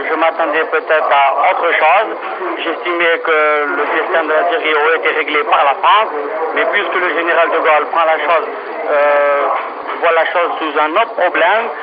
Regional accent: Algeria; Je me considère comme Algérien, je suis né sur cette terre et je vis sur cette terre et je resterai sur cette terre.

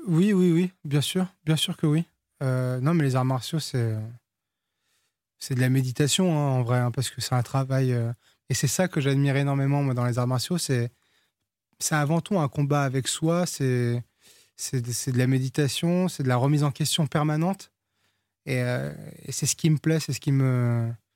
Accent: France; first language Portuguese; French is a second language; also born or lived in Portugal; nous on a quitté le Portugal, j'avais trois ans, moi je parlais pas français, je, je suis né en France, mais mes premiers mots c'était en portugais

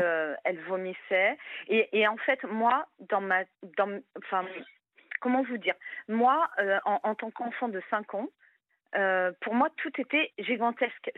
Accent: Brittany, France; je suis bretonne

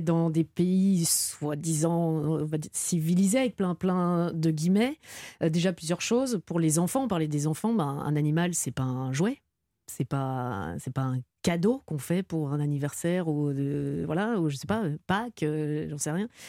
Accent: Belgium; Chez moi en Belgique, il y a un petit village à côté de chez moi

